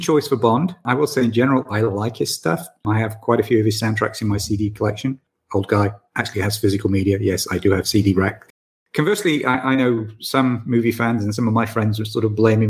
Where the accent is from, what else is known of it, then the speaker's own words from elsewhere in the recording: Manchester, North West England, United Kingdom; from my hometown